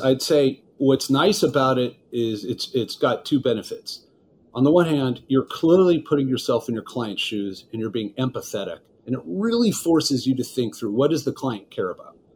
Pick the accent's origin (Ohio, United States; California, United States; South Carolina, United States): California, United States; Los Angeles; Los Angeles, California, which is where I'm from